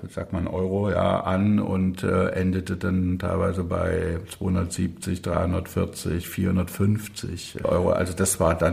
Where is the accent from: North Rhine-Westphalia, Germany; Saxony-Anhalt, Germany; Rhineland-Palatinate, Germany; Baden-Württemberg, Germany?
Saxony-Anhalt, Germany; Burg; bin dann zurückgekommen in meine Heimatstadt Burg bei Magdeburg, mein Abi gemacht